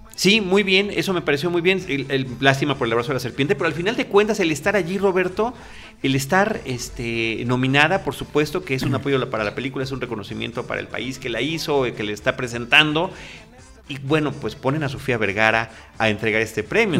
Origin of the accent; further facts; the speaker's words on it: Mexico; como mexicano